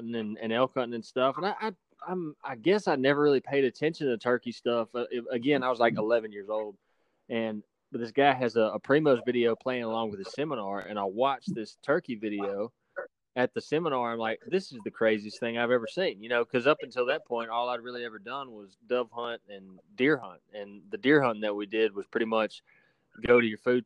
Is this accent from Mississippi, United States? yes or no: yes; Central Mississippi, United States; I was born and raised in Central Mississippi